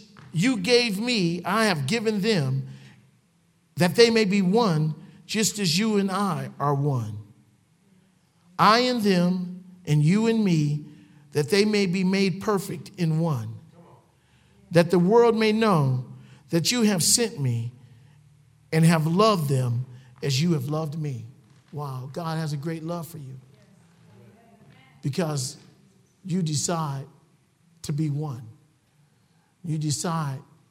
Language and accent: English; Cleveland, Ohio, United States; I'm a ghetto boy. I come from Cleveland, Ohio. I come from the projects